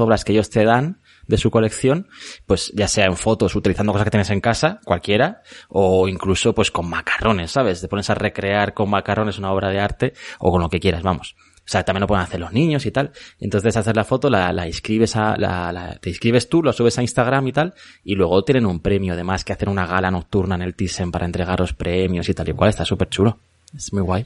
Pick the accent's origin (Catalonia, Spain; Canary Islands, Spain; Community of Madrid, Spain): Community of Madrid, Spain; Madrid; also born or lived in Elche; me siento muy madrileño, porque he vivido aquí toda la vida